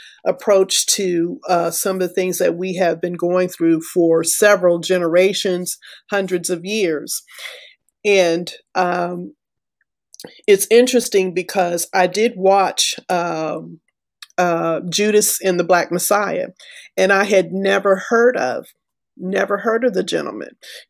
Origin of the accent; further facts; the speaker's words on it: Texas, United States; also born or lived in Florida / Alabama; I grew up in West Texas. I grew up in Florida. I grew up in Alabama.